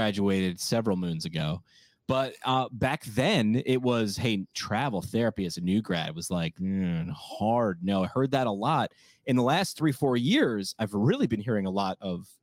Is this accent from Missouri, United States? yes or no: no; New York, United States; I'm from New York